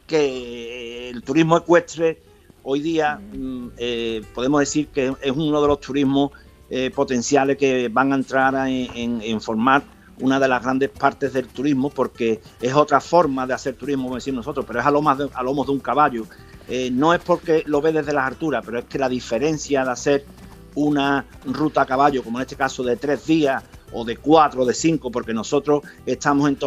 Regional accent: Osuna, Andalusia, Spain; Porque Osuna, pues mi pueblo, y yo me siento orgulloso

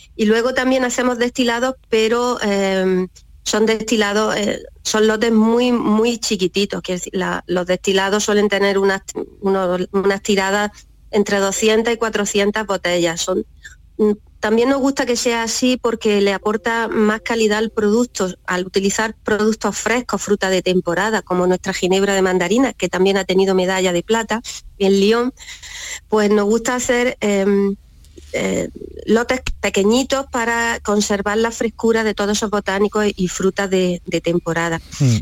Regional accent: Almería, Andalusia, Spain; also born or lived in Fondón; somos nosotros de Almería, y en Fondón en concreto, mis raíces familiares están en Fondón

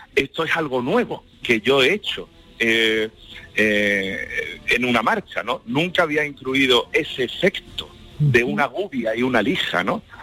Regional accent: La Puebla del Río, Andalusia, Spain; patrona de mi pueblo, de la Puebla del Río

